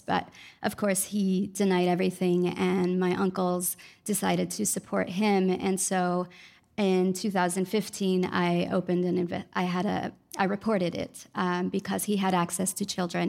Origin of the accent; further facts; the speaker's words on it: Los Angeles, California, United States; also born or lived in Mexico; now in New Orleans, United States; I'm an audio producer and filmmaker based in New Orleans, um, though I'm originally from Los Angeles and my family's from Mexico.